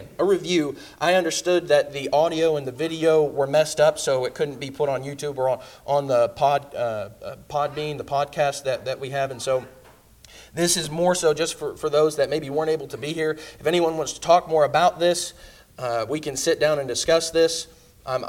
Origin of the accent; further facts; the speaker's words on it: Indiana, United States; moved away; also born or lived in Kentucky; I'm from Indiana